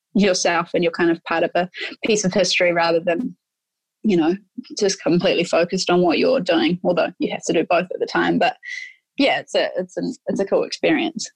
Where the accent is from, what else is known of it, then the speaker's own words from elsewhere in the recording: New Zealand; moved away as an adult; also born or lived in United States / England; I grew up playing in New Zealand and went through all of the age group sort of rep stuff in New Zealand